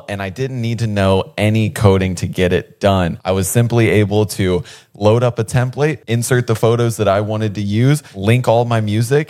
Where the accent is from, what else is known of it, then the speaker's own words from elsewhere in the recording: Ohio, United States; now in Los Angeles, United States; growing up in Ohio, I wanted to be like a skateboarder so bad.